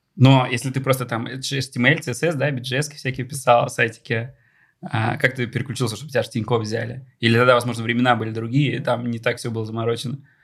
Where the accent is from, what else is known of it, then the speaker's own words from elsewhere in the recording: Bugulma, Tatarstan, Russia; moved away; Я из Бугульмы, супер маленький город в Татарстане